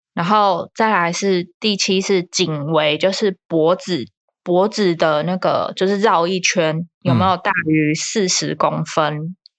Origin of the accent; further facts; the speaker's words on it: Taiwan; 我们台湾人